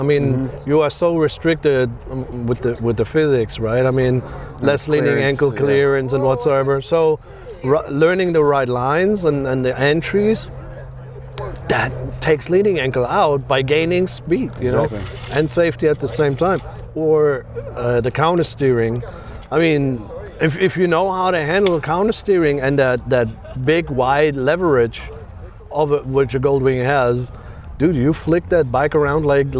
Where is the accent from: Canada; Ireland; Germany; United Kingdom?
Germany; English is a second language; moved away as an adult; now in United States; I'm born and raised in Germany. I'm happy I could leave that country and get over here. Back in 2008